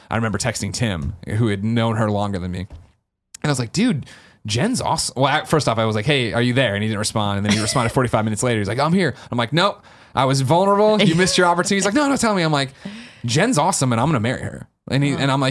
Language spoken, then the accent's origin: English; Chicago, Illinois, United States; you know, I grew up in Chicago, went to school in Missouri before I moved out here